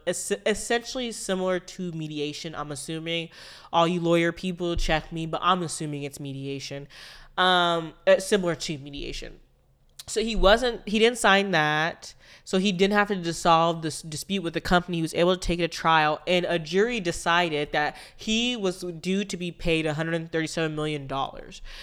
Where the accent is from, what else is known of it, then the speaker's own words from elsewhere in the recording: United States; I am from America, and I am of a descendant of slavery